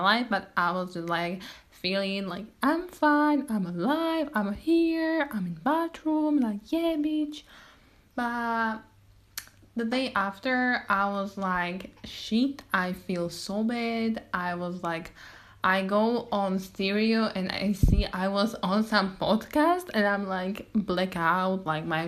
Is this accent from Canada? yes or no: no; Slovakia; I'm from Slovakia. I'm Slovakian girl.